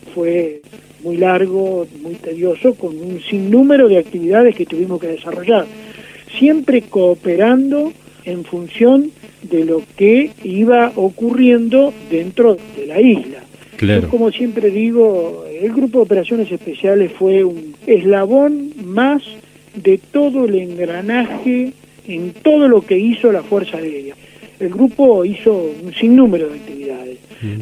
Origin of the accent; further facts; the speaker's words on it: Rauch, Buenos Aires Province, Argentina; moved away; also born or lived in Córdoba; Yo soy nacido allá en Rauch, ahí a unos 90 kilómetros